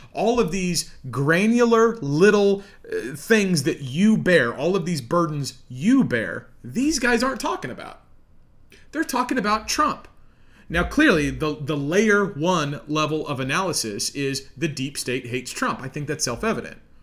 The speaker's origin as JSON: {"language": "English", "region": "Midwest", "country": "United States", "said": "I'm an American here in the heartland."}